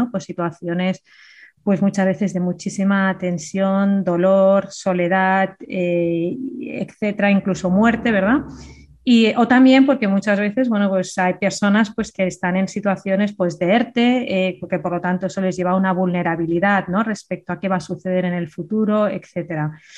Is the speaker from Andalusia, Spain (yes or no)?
yes; Andalusia, Spain; accent: Andalusian; Que tengo acento andaluz.